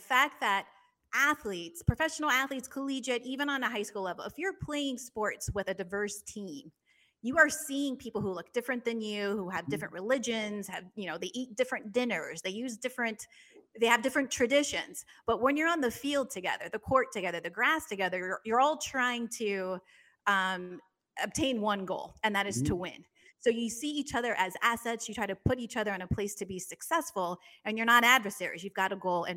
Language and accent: English; San Jose, California, United States; I'm from San Jose, the Black population is 3%